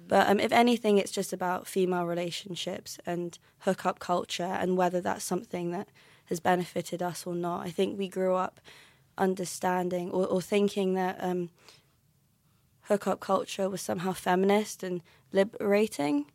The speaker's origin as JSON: {"language": "English", "region": "London", "country": "United Kingdom", "moved": "yes", "lives_now": "Aberdeen, United Kingdom", "said": "I'm from London, but I live in Aberdeen now."}